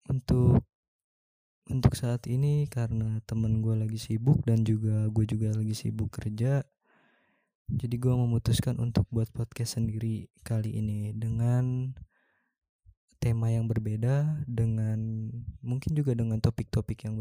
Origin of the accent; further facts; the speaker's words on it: Jakarta, Indonesia; now in Bali, Indonesia; Gue tinggal di Bali dan gue asli Jakarta.